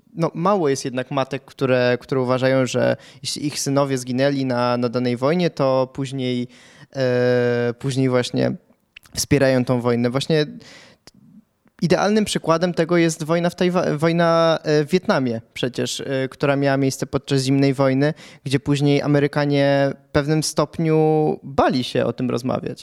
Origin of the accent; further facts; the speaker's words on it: Pułtusk, Masovian Voivodeship, Poland; urodziłem się w Półtusku